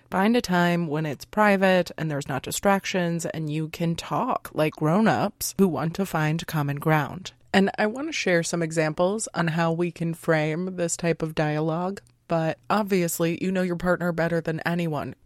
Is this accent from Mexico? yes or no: no; United States; we were raised in American culture